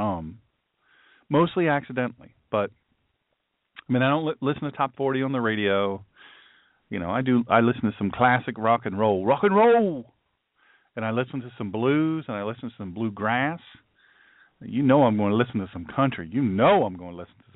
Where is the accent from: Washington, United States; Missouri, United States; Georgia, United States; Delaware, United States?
Delaware, United States; Sussex County; I grew up in Sussex County, Delaware, you know, it's country, and I'm a country fella.